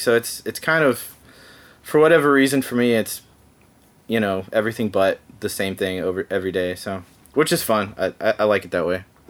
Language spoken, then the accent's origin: English; Dallas, Texas, United States; moved away as an adult; also born or lived in Los Angeles, California; now in Nashville, United States; I grew up in Dallas Fort Worth in Texas